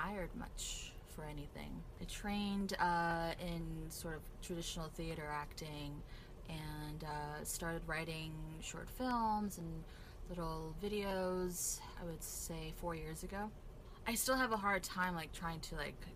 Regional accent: South Korea; moved away; growing up in Korea mostly I wasn't really exposed to the stand-up comedy culture

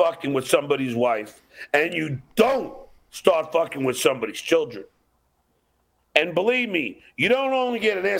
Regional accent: Long Island, New York, United States; And I'm from New York.

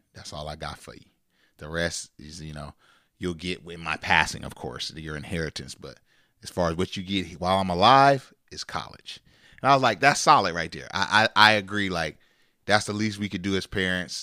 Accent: Sacramento, California, United States; We're from Sacramento.

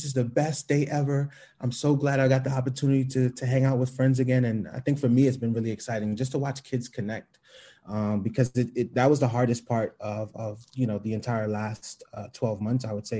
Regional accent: New York City, New York, United States; I grew up in the East Flatbush section of Brooklyn

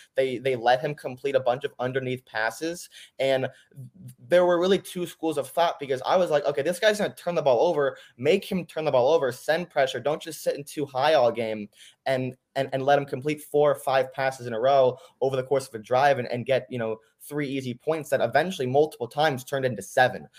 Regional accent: Los Angeles, California, United States; now in Columbia, United States; I'm actually originally from Los Angeles, California. Uh, currently residing in Columbia, Missouri

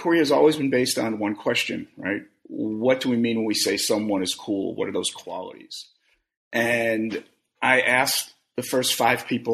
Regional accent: New York City, New York, United States; I grew up in Brooklyn in the 70s

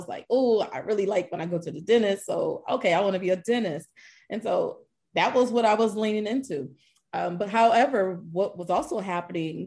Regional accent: Columbus, Ohio, United States; now in Dallas-Fort Worth, United States; I'm originally from Columbus, Ohio, but I've been here in the Dallas-Fort Worth Metroplex for about 15 years

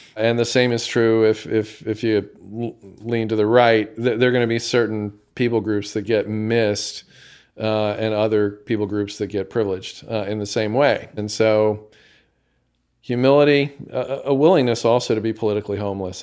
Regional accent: United States; as an American

